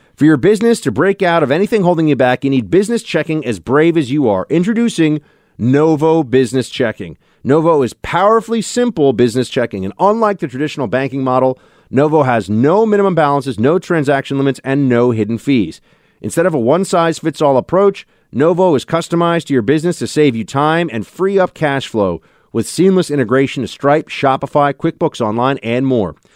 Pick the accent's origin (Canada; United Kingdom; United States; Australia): United States; I'm an American citizen, born here, raised here, lived here my whole life